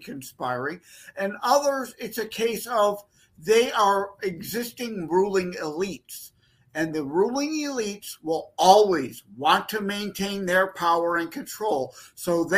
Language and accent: English; Detroit, Michigan, United States; I'm from the Detroit, Michigan area.